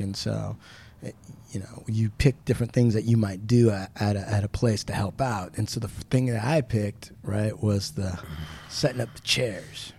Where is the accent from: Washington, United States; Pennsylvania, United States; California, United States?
Washington, United States; Puyallup Indian Reservation; I grew up on the Puyallup Indian Reservation.